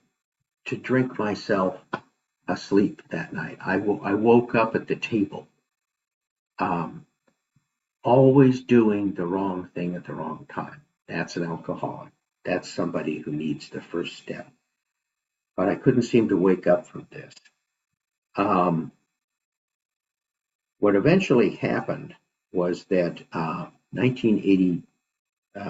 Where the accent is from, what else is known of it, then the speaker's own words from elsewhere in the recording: Idaho, United States; moved away; also born or lived in San Francisco; I grew up in Idaho, that's where my parents still lived